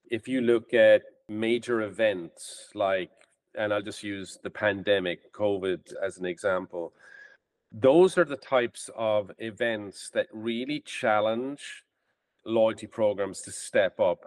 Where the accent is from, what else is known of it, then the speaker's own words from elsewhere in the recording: Ireland; moved away as an adult; now in United States; I'm from Ireland and I came to the States in 1995.